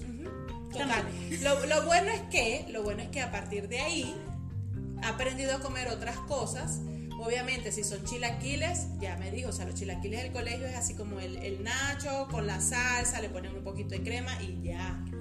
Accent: Venezuela; moved away; nosotras dos somos venezolanas

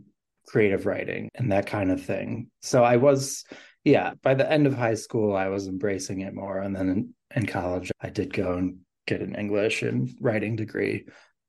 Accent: Rochester, New York, United States; Yeah, so I grew up in the Rochester, New York area.

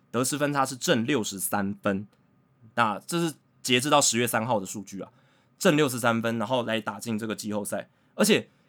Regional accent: Taiwan; 那如果用我们台湾人比较知道的文化脉络来看的话

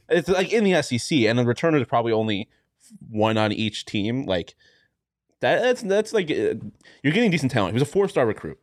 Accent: Ohio, United States; I am from basically Ohio

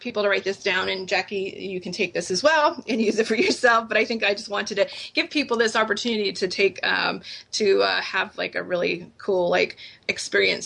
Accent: New England, United States; I grew up in New England and we grew up at Dunkin' Donuts

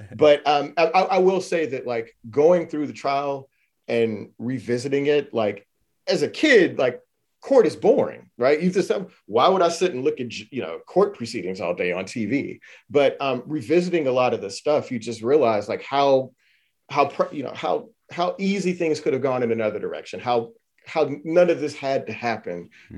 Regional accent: Houston, Texas, United States; I'm from Houston, Texas.

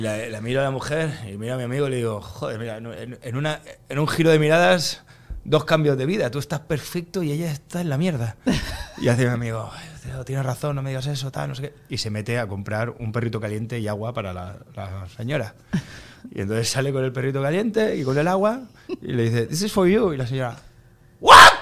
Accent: Spain; yo soy de España

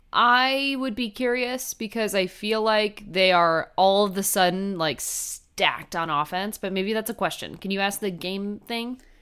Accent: New Jersey, United States; I am from New Jersey

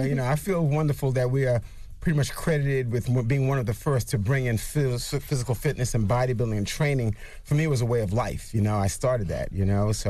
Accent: Brooklyn, New York, United States; We're based from Brooklyn, Brooklyn all day.

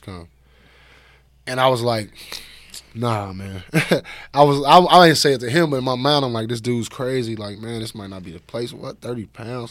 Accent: Chicago, Illinois, United States; I'm from Chicago

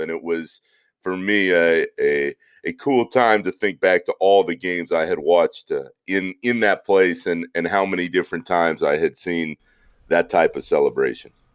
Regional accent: Orlando, Florida, United States; I grew up in Orlando, watching the Shaq and Penny magic

